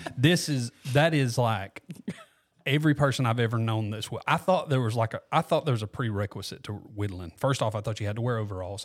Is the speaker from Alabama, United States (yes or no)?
yes; Walker County, Alabama, United States; also born or lived in Gardendale, Alabama; now in Corner, United States; I'm from Walker County originally.